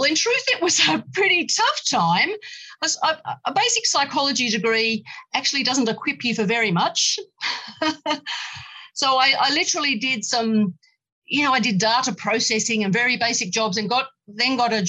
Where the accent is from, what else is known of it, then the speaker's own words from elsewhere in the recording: Australia; I am female, I am Australian, you know, with English and Australian heritage